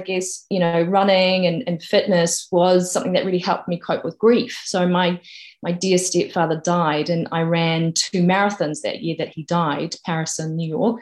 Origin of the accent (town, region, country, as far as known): New Zealand; born or raised there; moved away as an adult; now in United Kingdom